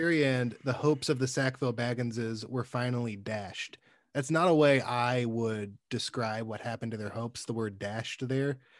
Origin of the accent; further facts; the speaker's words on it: Alabama, United States; moved away; I'm from Alabama originally